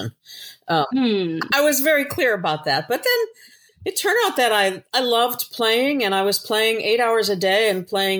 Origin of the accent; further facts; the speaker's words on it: Newbury, Massachusetts, United States; moved away; In my hometown, which is Newbury, I was gone for over 35 years and I came back